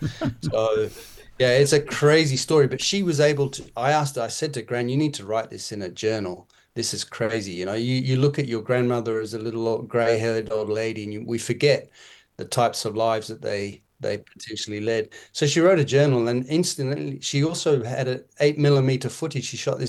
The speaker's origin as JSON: {"language": "English", "country": "Kenya", "tie": "born or raised there", "said": "My folks were farmers in Kenya, Tim."}